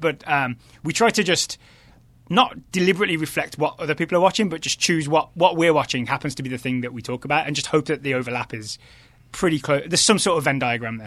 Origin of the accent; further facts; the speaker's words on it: between Birmingham and Wolverhampton, West Midlands, United Kingdom; moved away as an adult; also born or lived in Ireland; now in Richmond, United States; I'm originally from the West Midlands